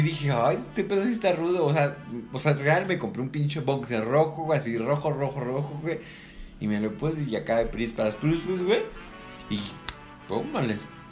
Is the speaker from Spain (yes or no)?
no; Mexico; como buen mexicano